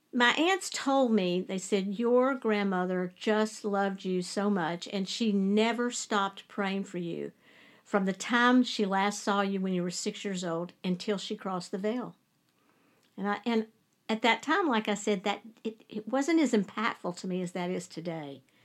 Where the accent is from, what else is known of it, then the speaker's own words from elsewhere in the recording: Lewisburg, West Virginia, United States; moved away; also born or lived in Charleston; I was born in Charleston, but my mom and dad and I, my little brother, lived in Lewisburg.